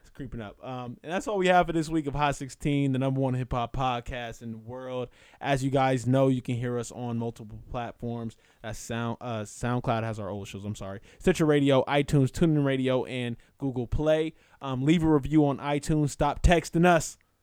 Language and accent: English; Inglewood, California, United States; that's my hometown